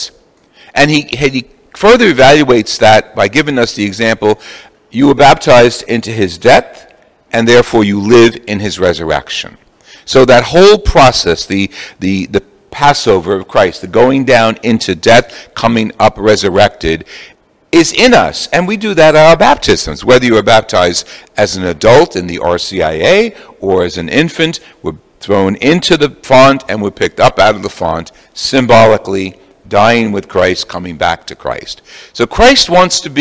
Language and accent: English; Jersey City, New Jersey, United States; I'm from Jersey City. We used to have the processions through the summers